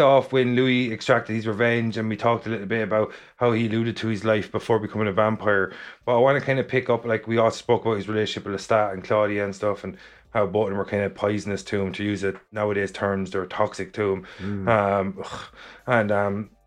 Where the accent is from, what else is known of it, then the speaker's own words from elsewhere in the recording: Ireland; as being Irish